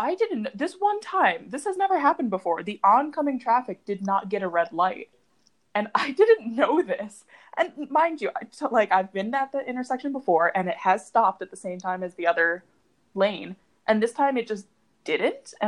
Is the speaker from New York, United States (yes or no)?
yes; Syracuse, New York, United States; I'm from Syracuse